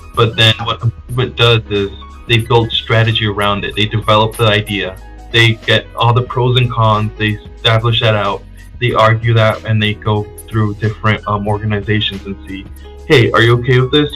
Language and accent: English; Connecticut, United States; also born or lived in Dominican Republic; I was born outside of the U.S. in the Dominican Republic, and I moved to the U.S. when I was young, and I grew up in Connecticut